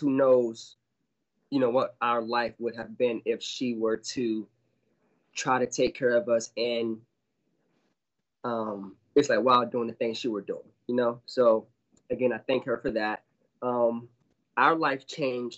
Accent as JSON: {"language": "English", "town": "Fort Lauderdale", "region": "Florida", "country": "United States", "tie": "born or raised there", "also_born_or_lived": "Orlando, Florida", "said": "I was born and raised in Fort Lauderdale, Florida"}